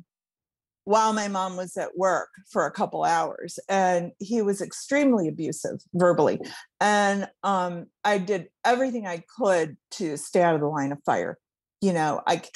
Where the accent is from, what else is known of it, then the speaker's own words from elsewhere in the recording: Cleveland, Ohio, United States; I grew up in Cleveland, Ohio